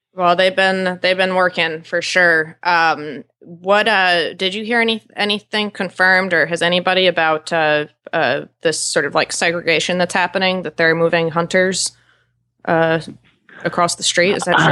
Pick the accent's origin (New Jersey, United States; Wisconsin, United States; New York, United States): New York, United States; now in Wellington, United States; I'm from New York